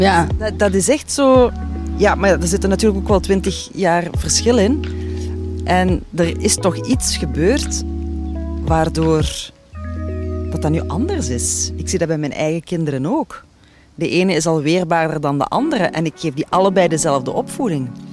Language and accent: Dutch; Limburg, Flanders, Belgium; ik ben een Limburgse